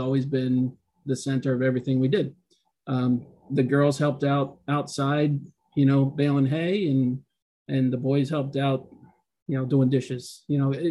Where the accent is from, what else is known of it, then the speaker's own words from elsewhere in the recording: Western Pennsylvania, United States; I grew up in Western PA on a small farm, about 57 acres.